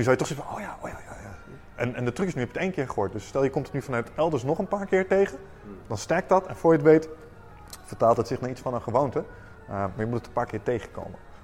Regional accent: Netherlands; wij zijn Nederlanders

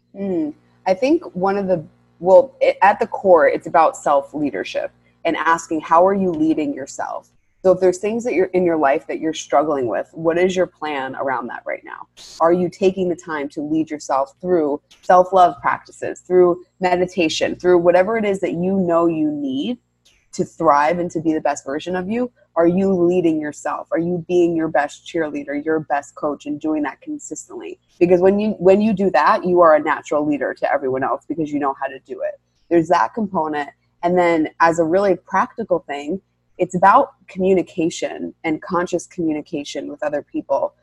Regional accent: New York, United States; I'm born and raised in New York

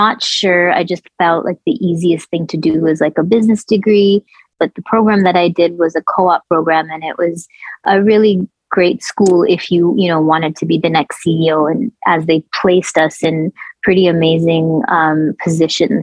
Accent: Toronto, Ontario, Canada; also born or lived in India / Kuwait; I was born in India, and I had a childhood in Kuwait, and our family experienced a war when I was young, which ended up leading us to Toronto. And then I, just like Amrit, grew up in a fairly diverse, immigrant heavy suburb in Toronto.

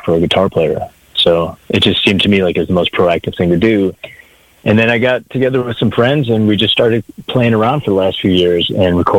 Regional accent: a town outside of Detroit, Michigan, United States; moved away as an adult; now in Los Angeles, United States; I grew up in Michigan, in a town outside of Detroit, and moved to LA about 15 years ago

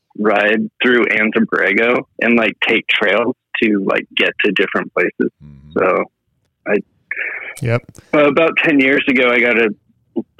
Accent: San Diego, California, United States; North County, San Diego

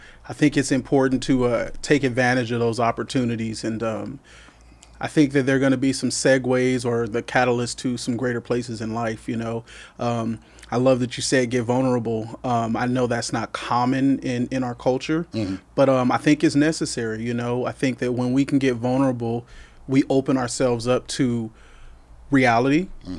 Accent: California, United States; So I was born and raised here in the Valley. I am one of four children. My mother's a native of the Valley. My family migrated here from Texas.

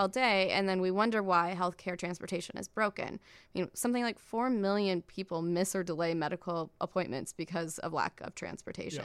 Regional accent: Iowa, United States; I grew up in Iowa, um, in a town of, like, twenty-five thousand people

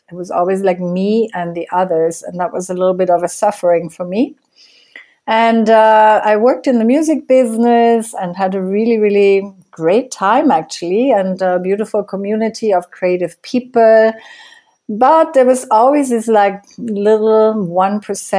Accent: Germany; moved away as an adult; now in Costa Rica; I grew up in Germany. And I left Germany in 1996

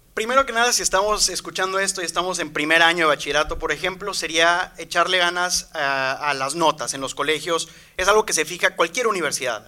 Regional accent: Veracruz, Mexico; moved away as an adult; also born or lived in Mexico City; now in Monterrey, Mexico; Yo vengo de Veracruz, si soy sincero, nací en Ciudad de México, pero ahí no estuve casi nada. Eh, yo siempre digo y diré que vengo de Veracruz

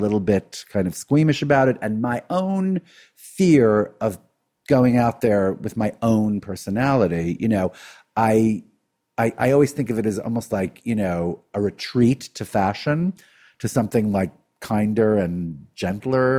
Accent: New York City, New York, United States; we grew up in Brooklyn, right? In an Orthodox Jewish community

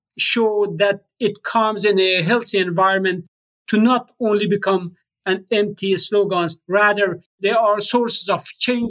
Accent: Afghanistan; first language Persian; English is a second language; moved away; the people of Afghanistan to whom I belong. So I can publish the result or the findings in the form of a book in my native language, Persian.

